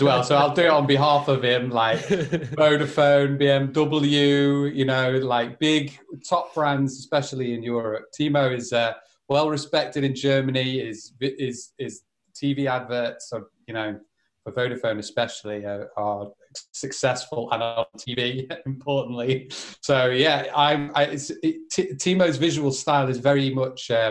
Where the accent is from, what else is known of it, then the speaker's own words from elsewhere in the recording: Liverpool, North West England, United Kingdom; moved away as an adult; also born or lived in Madrid, Spain; I'm back in the northwest of England for the foreseeable. So yeah, that's where I grew up in Liverpool